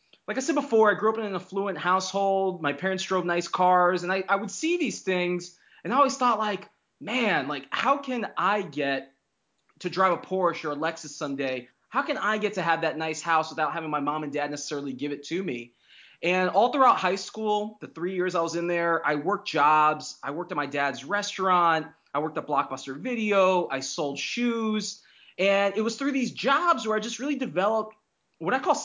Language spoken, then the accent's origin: English; Fort Lauderdale, Florida, United States; I grew up in South Florida